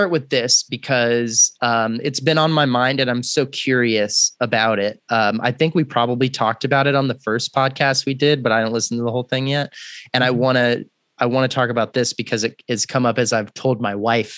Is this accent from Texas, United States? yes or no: yes; Texas, United States; I'm from Texas